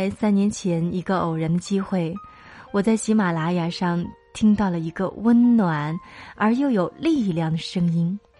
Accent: Anhui, China; moved away as an adult; now in Datong, China; 我从老家安徽来到了我老公的所在地，也是我完全陌生的地方——山西大同。

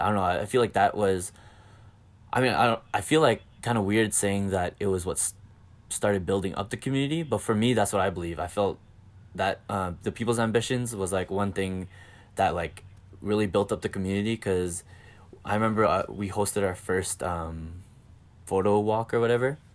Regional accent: Calgary, Alberta, Canada; accent: Canadian; I'm from Calgary, Canada.

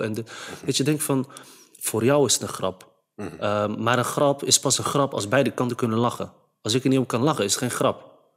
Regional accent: Netherlands; vanuit de Nederlandse cultuur waarin ik ben opgegroeid, via school en eh, omgeving

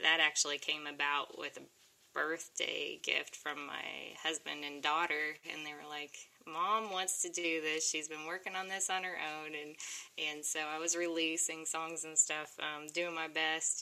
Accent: Oklahoma, United States; I'm from Oklahoma. I'm a country girl

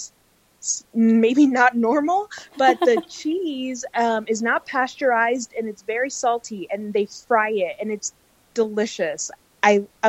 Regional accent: Miami, Florida, United States; now in Salt Lake City, United States; I was born and raised in Miami.

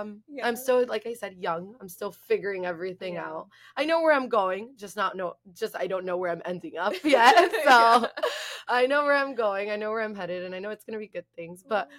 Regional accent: Miami, Florida, United States; We're from Miami. We're from Miami.

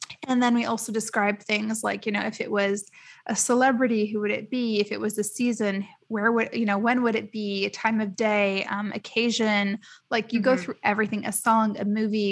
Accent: United States; moved away as an adult; now in Dubai, United Arab Emirates; I grew up in the States. So like when I moved to Dubai

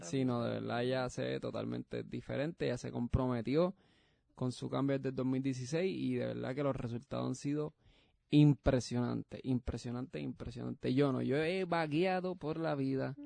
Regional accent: Puerto Rico; now in Florida, United States; yo soy puertorriqueño, yo soy pues. yo sé que hay gente de España que no escucha, pero eso quiero, yo soy puertorriqueño.

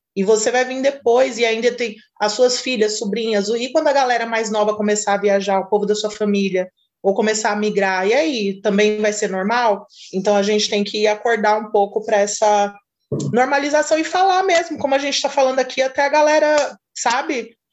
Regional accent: Brazil; moved away as an adult; now in Portugal; eu vivi minha vida toda no Brasil

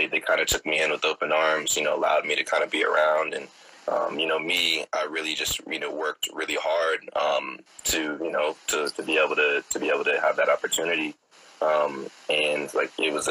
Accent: Oakland, California, United States; born and raised in the Bay Area, Oakland in particular

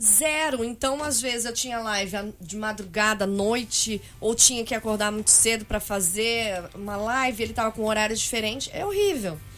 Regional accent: São Paulo, Brazil; eu nasci em São Paulo, como vocês perguntaram antes. Eu nasci em Arthur Alvim.

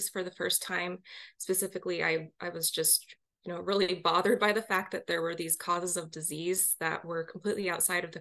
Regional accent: Seattle, Washington, United States; moved away as an adult; also born or lived in New York; I grew up in the Seattle, Washington area, but wound up doing my graduate work out in New York University

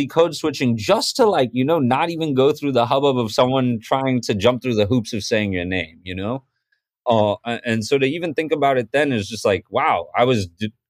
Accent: Boston, Massachusetts, United States; moved away as an adult; also born or lived in Mumbai, India / London, United Kingdom / Newton, Massachusetts / New Orleans, Louisiana; now in New York, United States; I was born in Bombay, grew up in Boston by way of London, and spent a little bit of my early childhood out there. But pretty much grew up in Boston my whole life, live in New York now, Brooklyn, New York

